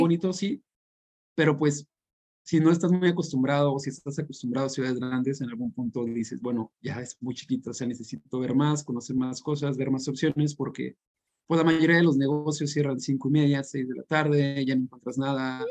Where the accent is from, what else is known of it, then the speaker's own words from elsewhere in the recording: San Luis Potosí, Mexico; moved away as an adult; now in York, United Kingdom; soy de San Luis y hace dos años me vine aquí a York a vivir